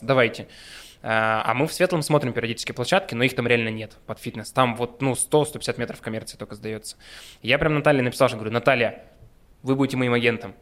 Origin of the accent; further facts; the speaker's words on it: Yekaterinburg, Sverdlovsk Oblast, Russia; мы горды и рады, что мы екатеринбуржцы, уральцы, мы родом отсюда